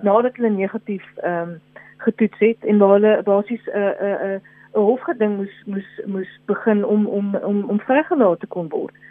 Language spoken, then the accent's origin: Afrikaans; South Africa; as Suid-Afrikaners